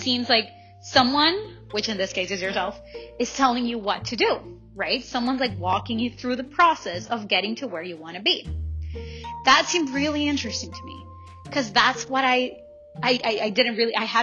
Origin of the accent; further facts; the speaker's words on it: El Salvador; now in Langley, Canada; I'm from El Salvador